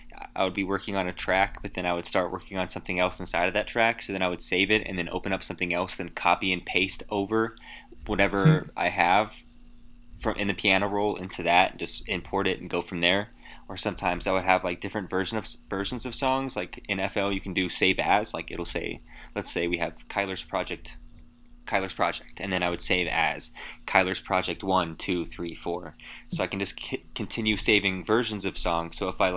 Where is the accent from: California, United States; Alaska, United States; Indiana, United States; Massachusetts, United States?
Alaska, United States; Anchorage; So I'm from Alaska, from Anchorage.